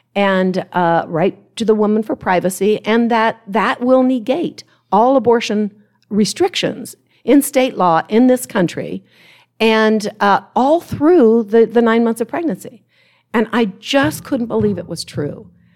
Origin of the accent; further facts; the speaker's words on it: Ohio, United States; moved away as an adult; from Ohio, I'm from Ohio